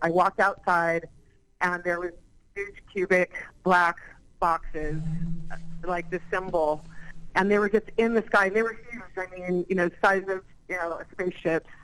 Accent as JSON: {"language": "English", "town": "San Diego", "region": "California", "country": "United States", "tie": "born or raised there", "moved": "yes", "said": "grew up in San Diego"}